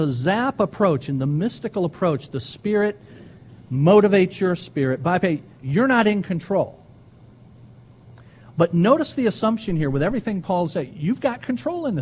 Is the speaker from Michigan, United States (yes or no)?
yes; Ecorse, Michigan, United States; I grew up an Ecorsian. I'm not sure if that's a word, but I grew up in Ecors